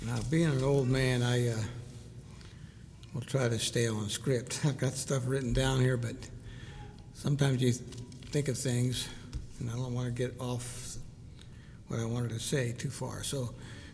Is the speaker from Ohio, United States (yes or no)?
yes; Ohio, United States; also born or lived in Hartville, Ohio; I grew up in Ohio